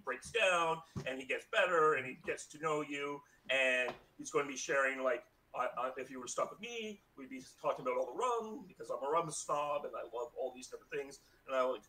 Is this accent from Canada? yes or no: yes; Canada; we're both Canadian